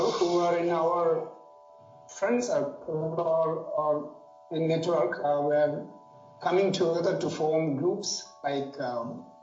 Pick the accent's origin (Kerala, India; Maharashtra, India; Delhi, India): Kerala, India; Kottayam; also born or lived in Kasargod; now in Kasaragod, India; I'm actually from Central Kerala, from Kottayam, but um, I live and work in Kasargod right now.